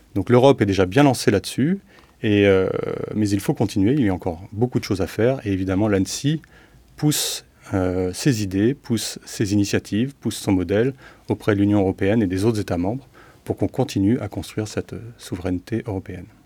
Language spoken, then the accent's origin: French; France; on est français